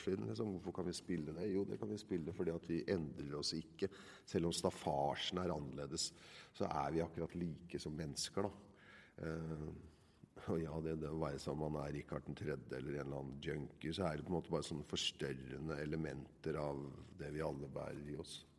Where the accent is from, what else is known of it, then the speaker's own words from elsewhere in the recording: Nøtterøy, Vestfold, Norway; jeg er jo fra Nøtterøy, oppvokst på et sted som heter Årøysund